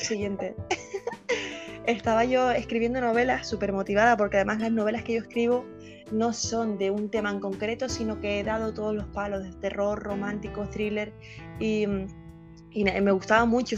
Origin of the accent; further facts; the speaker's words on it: Canary Islands, Spain; Soy de Canarias, un sitio que está situado es muy cerca de África, pero que pertenece a España.